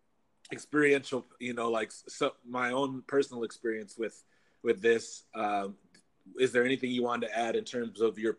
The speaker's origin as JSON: {"language": "English", "region": "Minnesota", "country": "United States", "tie": "born or raised there", "said": "Growing up in Minnesota has a really strong healthcare system."}